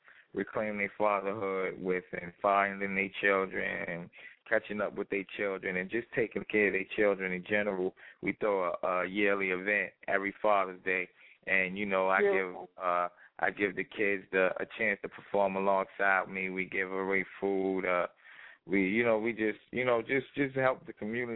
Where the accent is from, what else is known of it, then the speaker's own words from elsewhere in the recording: New York City, New York, United States; I come from Brooklyn, East New York, so one of the worst